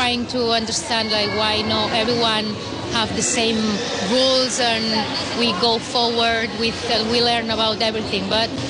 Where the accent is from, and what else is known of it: Barcelona, Catalonia, Spain; English is a second language